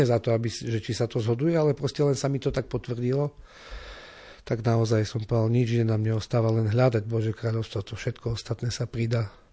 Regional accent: Slovinky, Košice Region, Slovakia; also born or lived in Odorín; ja som Slovinčan

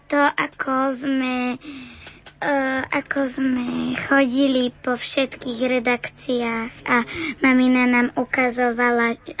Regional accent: Veľké Bielice, Trenčín Region, Slovakia; Z veľkých bielic.

